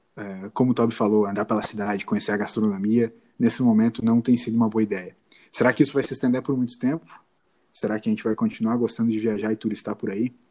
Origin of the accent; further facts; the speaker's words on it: Brazil; a gente é brasileiro